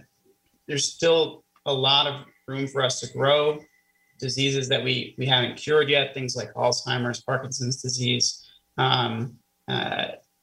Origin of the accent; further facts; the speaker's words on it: Kansas City, Missouri, United States; also born or lived in Florida / Cincinnati, Ohio; now in Erie, United States; I grew up in Kansas City